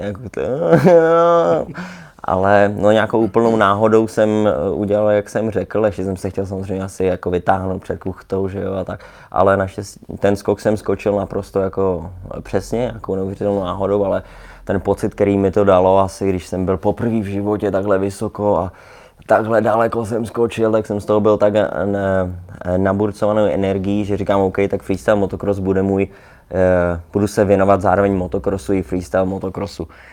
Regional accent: Prague, Czechia; also born or lived in Ostrava; my jsme bydleli tady v Praze ve Vršovicích

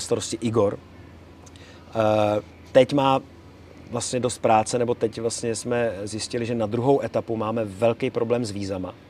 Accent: Czechia; my jako Češi máme možnost udělat si dva pasy

